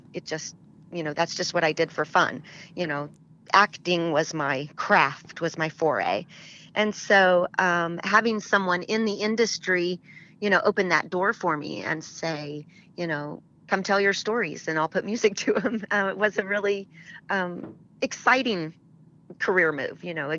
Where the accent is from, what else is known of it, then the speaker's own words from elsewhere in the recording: Oklahoma, United States; I grew up in Oklahoma